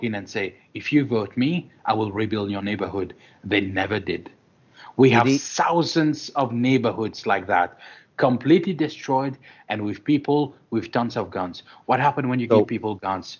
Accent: Mauritius; I myself, as someone who is of Indian descent, and we've been in Mauritius for centuries.

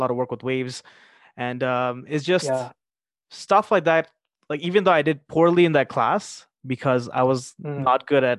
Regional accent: Toronto, Ontario, Canada; I grew up in Toronto.

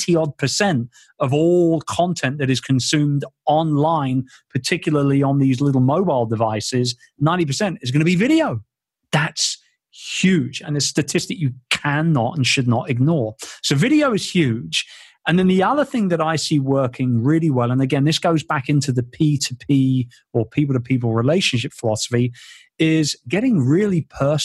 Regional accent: London, United Kingdom; my hometown in London. I'm a very proud Londoner.

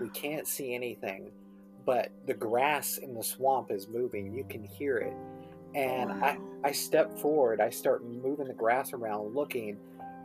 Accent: Mathews County, Virginia, United States; my hometown of Matthews County

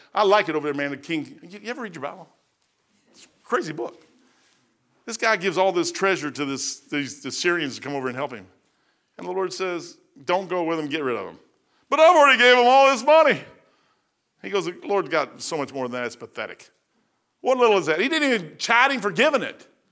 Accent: Kentucky, United States; I'm from Kentucky

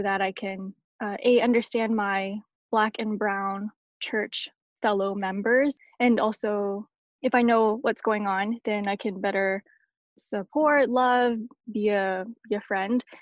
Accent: Canada; I'm Canadian

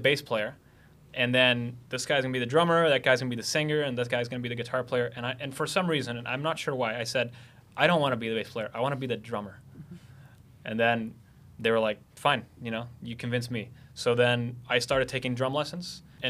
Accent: Carapicuíba, São Paulo, Brazil; born or raised there; moved away as an adult; also born or lived in Boston, United States; now in Los Angeles, United States

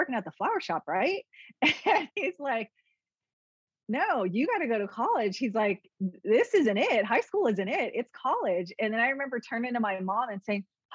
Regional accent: San Leandro, California, United States; I grew up in the Bay Area, San Leandro area, and played soccer

